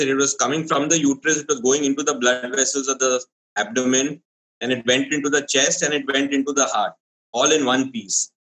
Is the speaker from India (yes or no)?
yes; Kerala, India; even I'm from Kerala